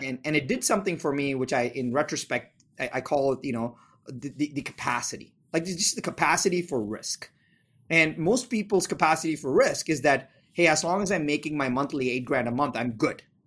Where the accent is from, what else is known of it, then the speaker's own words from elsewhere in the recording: India; moved away; I'm from India.